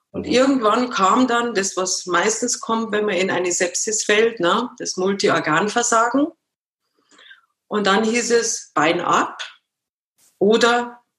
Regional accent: Munich, Bavaria, Germany; Ich bin ein Münchner Kindl, genau.

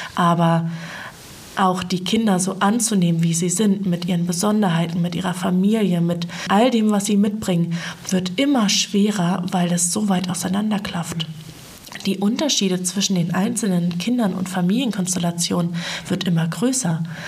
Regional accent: Feldberger Seenlandschaft, Mecklenburg-Vorpommern, Germany; Ich bin in der Feldberger Seenlandschaft groß geworden.

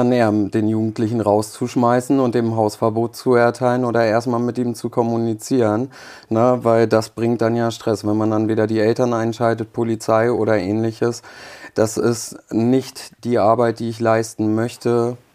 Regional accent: Germany; also born or lived in Poland; Ich bin mit zwei Jahren nach Deutschland gekommen ähm, wir sind gebürtige Polen

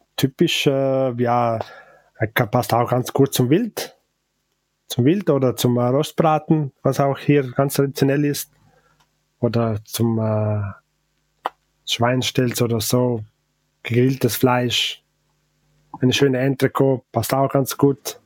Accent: Val Gardena, Trentino-Alto Adige, Italy; first language Ladin; German is a second language; also born or lived in St. Johann, South Tyrol; Von Gardertal

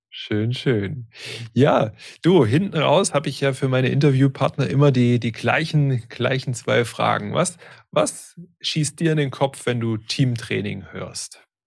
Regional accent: Stuttgart area, Baden-Württemberg, Germany; ich komme komm selber auch aus dem Stuttgarter Raum gebürtig

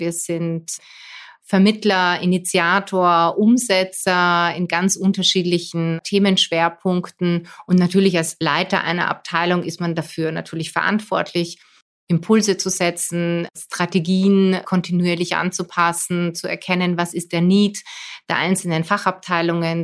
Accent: Poland; also born or lived in Austria; now in Vienna, Austria; als Polin

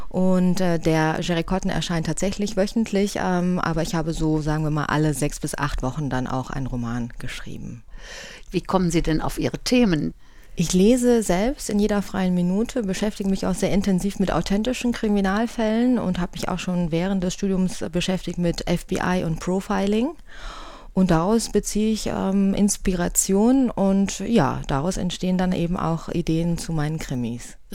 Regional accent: Cologne, North Rhine-Westphalia, Germany; born there; now in Bonn, Germany; ich bin tatsächlich in Köln geboren, bin Wahlbonnerin schon seit vielen Jahren

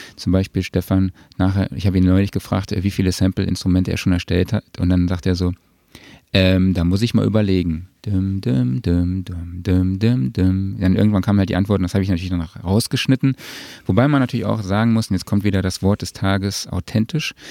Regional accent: Saarland, Germany; vor allem als Saarländer

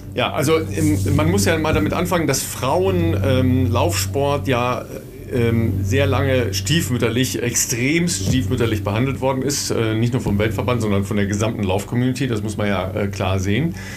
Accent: near the Münsterland, North Rhine-Westphalia, Germany; im Münsterland, äh, nicht so weit entfernt von meiner Heimat

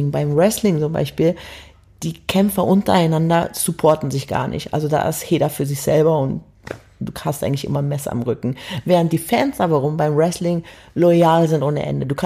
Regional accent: Berlin, Germany; also born or lived in Hamburg; also ich komme ja ursprünglich aus Berlin, habe dann in Hamburg gewohnt

